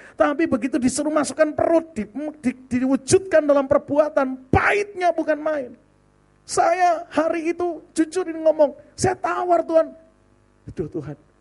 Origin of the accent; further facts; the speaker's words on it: Surabaya, East Java, Indonesia; moved away as an adult; also born or lived in Serpong (BSD), Banten; now in Serpong, Indonesia; Saya melayani hampir 15 tahun di BSD dari kota Surabaya asalnya